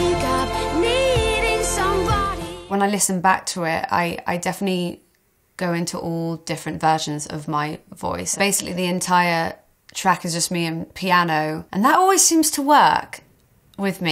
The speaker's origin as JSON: {"language": "English", "town": "Hereford", "region": "West Midlands", "country": "United Kingdom", "tie": "born or raised there", "moved": "yes", "said": "I went back to Hereford, back to my hometown"}